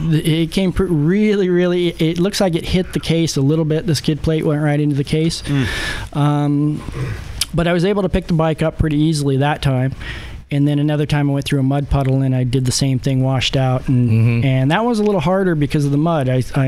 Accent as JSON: {"language": "English", "town": "San Diego", "region": "California", "country": "United States", "tie": "born or raised there", "said": "I grew up in San Diego and spent a lot of time in Baja."}